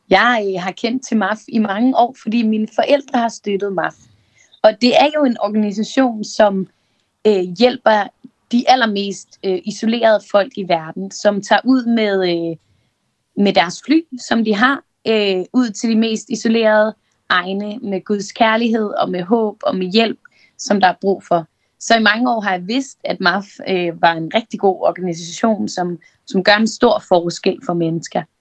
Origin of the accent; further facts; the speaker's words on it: Copenhagen, Capital Region of Denmark, Denmark; og jeg er 27 år, og øh, jeg er fra København.